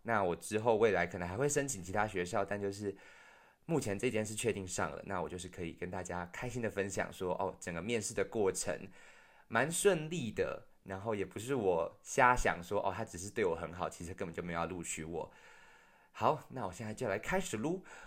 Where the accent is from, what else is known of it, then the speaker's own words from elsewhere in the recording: Taiwan; moved away; 我们自己台湾也有自己内部的问题